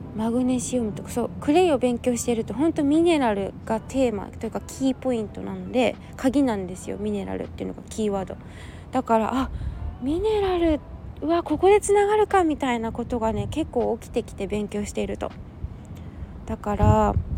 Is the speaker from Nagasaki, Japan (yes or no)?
no; Yokohama, Kanagawa, Japan; 地元神奈川県横浜市はちょっと空気が冷たい